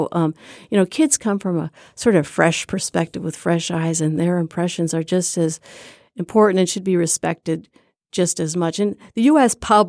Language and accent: English; Burlington, Iowa, United States; We were raised in Iowa